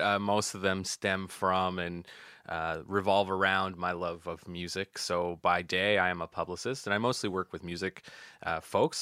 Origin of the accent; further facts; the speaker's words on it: Yarmouth, Nova Scotia, Canada; grew up just outside of Yarmouth on a place called Surett's Island